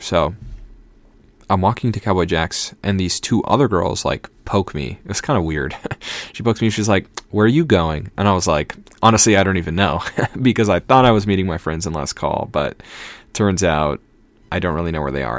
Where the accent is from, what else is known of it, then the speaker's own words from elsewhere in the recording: Minnesota, United States; now in Boston, United States; I live in Boston now, but I'm from Minnesota, so I'm a Vikings fan.